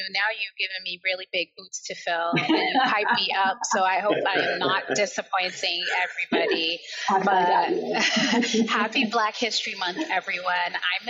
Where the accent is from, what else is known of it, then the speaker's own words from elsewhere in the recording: Barbados; accent: American; also born or lived in Liverpool, England / United States; So despite having an American accent, I was actually born in Liverpool. I was born in Toxteth. I was raised in Barbados and I was raised in the US and I've been back home in Liverpool for the last 10 years now.